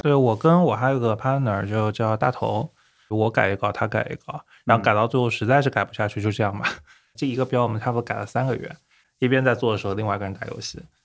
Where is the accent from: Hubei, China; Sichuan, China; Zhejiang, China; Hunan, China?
Zhejiang, China; Hangzhou; also born or lived in United Kingdom; 对，对，对，杭州本地，土生土长，然后OK。加起来可能人生中的三十多年，大概只有两年不在杭州